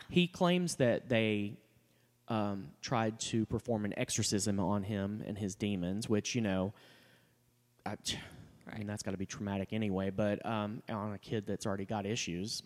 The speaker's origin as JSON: {"language": "English", "region": "Texas", "country": "United States", "tie": "born or raised there", "said": "growing up, I, you know, I mean, I'm from Texas."}